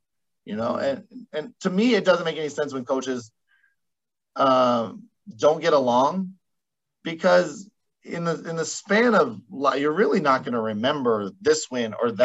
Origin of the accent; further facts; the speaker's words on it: Caldwell, Idaho, United States; the College of Idaho right here next to my hometown